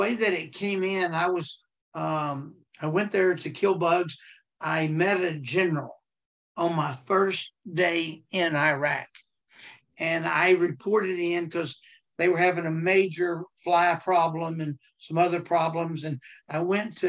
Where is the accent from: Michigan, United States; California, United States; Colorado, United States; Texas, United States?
Texas, United States; I'm from Texas